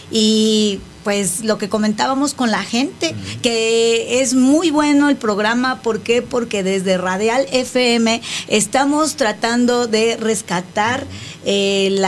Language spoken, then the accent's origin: Spanish; Mexico; deberíamos de festejar todos los días esa bandera que orgullosamente pues nos representa como mexicanos